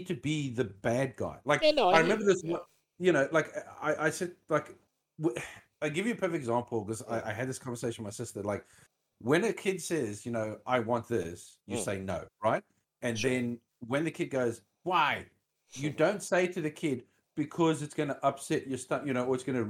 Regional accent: South Africa; moved away; I come from South Africa

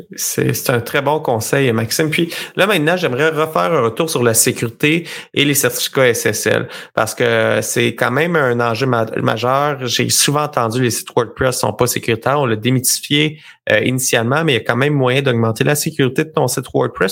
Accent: Sherbrooke, Quebec, Canada; je viens de la région de Sherbrooke

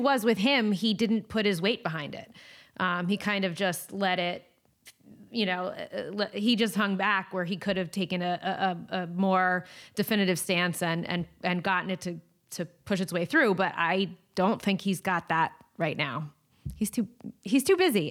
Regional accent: East Coast, United States; moved away; my East Coast vibes and my, my East Coast, um, you know, roots

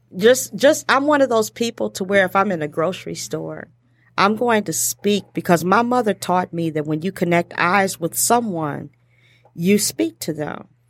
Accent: Detroit, Michigan, United States; accent: Detroit; my Detroit accent

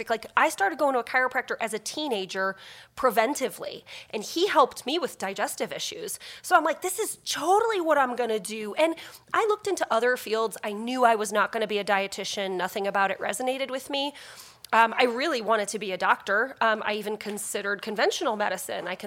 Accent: New Jersey, United States; now in Peoria, United States; That's where Brian's from. So I'm from New Jersey, met him in St. Louis, followed him to Peoria.

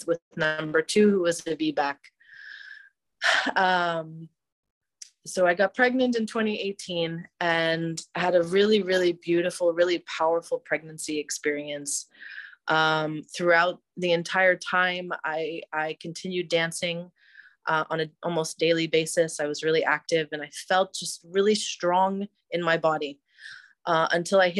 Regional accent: just outside Washington, D.C., Northern Virginia, United States; moved away as an adult; now in Tel Aviv, Israel; I am an American who grew up just outside of Washington, D.C., but I was inspired to move to Israel a decade ago

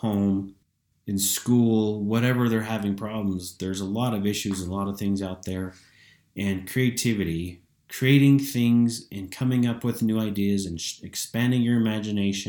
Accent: Price, Utah, United States; I am from Price, Utah

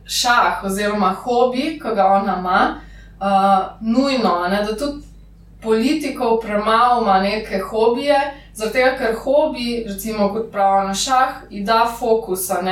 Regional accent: Lower Carniola, Slovenia; jaz sem iz Dolenske

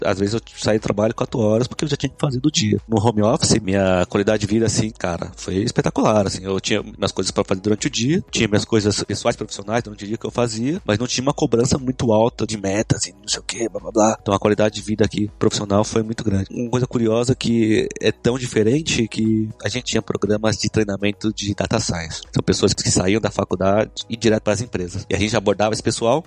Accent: São Paulo, Brazil; moved away as an adult; now in Viña del Mar, Chile; Eu nasci aqui em São Paulo, sempre morei aqui, com exceção do Chile agora.

